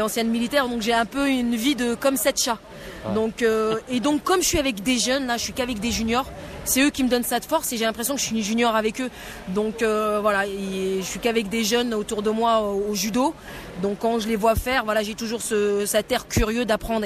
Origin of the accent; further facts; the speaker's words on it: Morocco; je suis marocaine